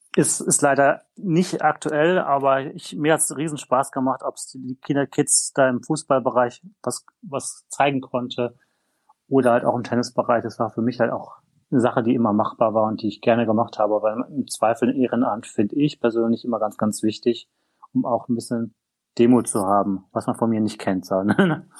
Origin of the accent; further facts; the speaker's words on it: North Rhine-Westphalia, Germany; ich stamme aus Nordrhein-Westfalen